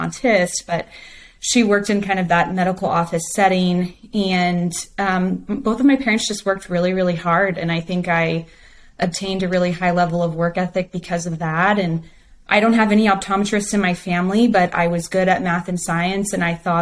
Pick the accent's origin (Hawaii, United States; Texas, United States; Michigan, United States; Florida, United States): Texas, United States; Hill Country, Central; I am a Texas girl through and through. I grew up in Central Texas in kind of what they call the Hill Country area